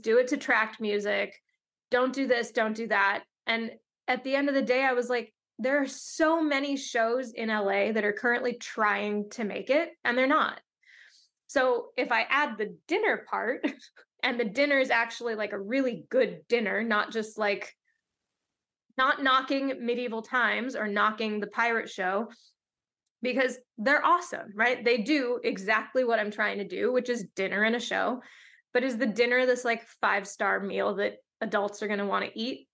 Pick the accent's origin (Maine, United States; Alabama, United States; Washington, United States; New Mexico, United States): Washington, United States; Seattle; now in Los Angeles, United States; I grew up in Seattle